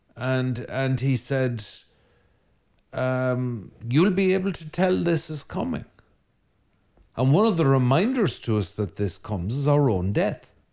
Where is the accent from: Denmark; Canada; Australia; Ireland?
Ireland; Ireland being a land of wind, uh, we're a very windy island